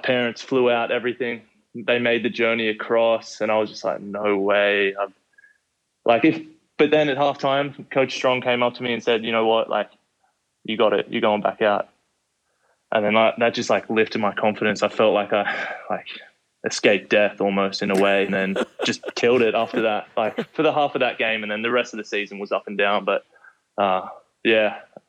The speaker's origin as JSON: {"language": "English", "town": "Sydney", "region": "New South Wales", "country": "Australia", "tie": "born or raised there", "lives_now": "United States", "said": "Yeah, it was a pretty big jump, but I was always into like, so always watching American movies, American TV shows."}